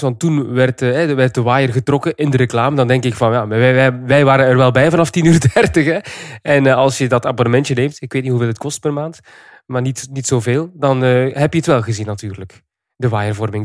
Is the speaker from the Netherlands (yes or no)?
no; Flanders, Belgium; wij Vlamingen